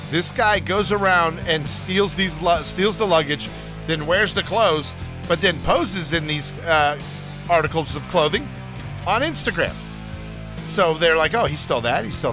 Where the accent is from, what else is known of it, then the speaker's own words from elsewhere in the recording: United States; I'm American through and through